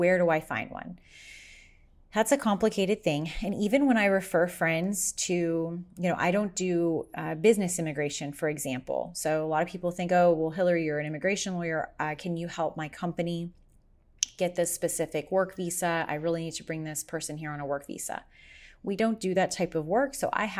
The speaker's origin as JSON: {"language": "English", "town": "Las Vegas", "region": "Nevada", "country": "United States", "said": "because I'm from Vegas, where I went to law school, people are always asking me for connections in Vegas."}